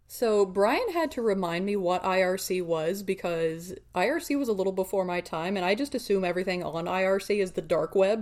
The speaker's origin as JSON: {"language": "English", "country": "United States", "said": "we're far too American to be good at this"}